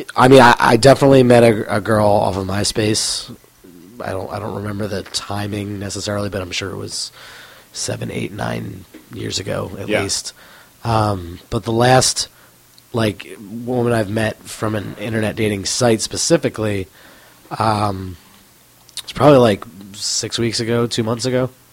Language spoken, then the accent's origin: English; Cheltenham, Pennsylvania, United States; now in Denver, United States; I grew up in Philadelphia, or right outside of Philadelphia, in a town called Cheltenham, which is about ten minutes north of the city line.